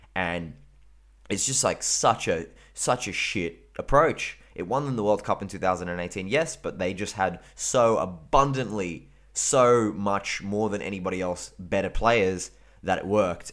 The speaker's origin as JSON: {"language": "English", "country": "Australia", "said": "I'm fucking Australian"}